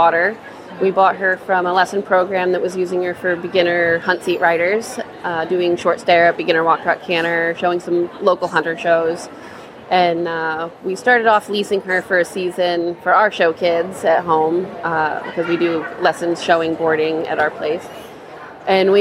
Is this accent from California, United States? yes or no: no; Cumberland, Rhode Island, United States; I am from Cumberland, Rhode Island